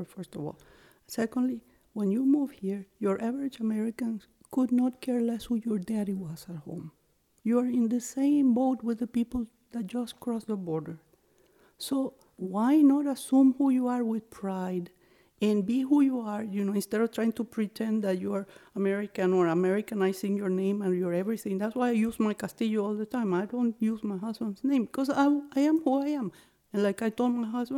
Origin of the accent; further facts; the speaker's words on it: Venezuela; English is a second language; moved away; also born or lived in New Hampshire; I hear an accent. Where are you from? And I would say, Venezuela